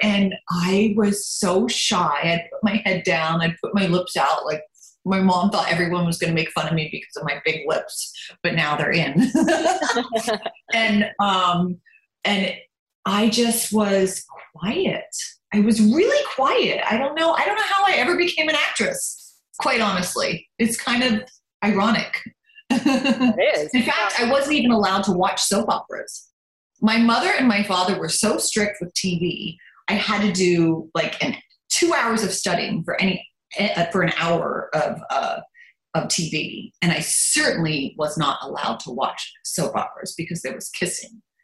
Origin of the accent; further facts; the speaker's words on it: Lancaster, Pennsylvania, United States; first language German; English is a second language; also born or lived in Baltimore, Maryland / Germany; I grew up in Lancaster. I was born in Baltimore, Maryland